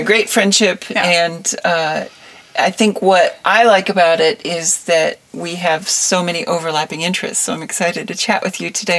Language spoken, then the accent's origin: English; Wisconsin, United States; born there; also born or lived in Illinois; So I was born in Wisconsin and then we moved around quite a bit. We had a farm in Illinois for a while. And we grew sweet corn and watermelons, and it was a very small farm.